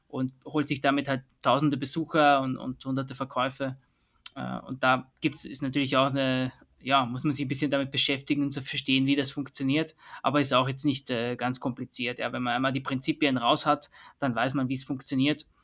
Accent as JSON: {"language": "German", "region": "Vienna", "country": "Austria", "tie": "born there", "accent": "Austrian", "said": "Das hört man an meinem Akzent"}